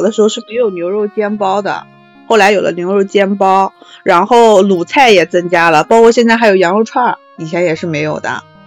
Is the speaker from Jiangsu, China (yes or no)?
yes; Nanjing, Jiangsu, China; 我们南京人从小吃到大的小馄饨